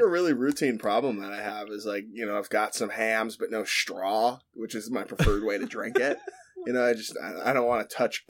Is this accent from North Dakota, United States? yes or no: no; Wisconsin, United States; I'm from Wisconsin.